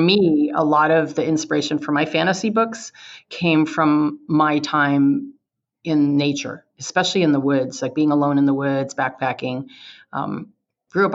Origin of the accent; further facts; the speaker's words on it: California, United States; I was born and raised in California.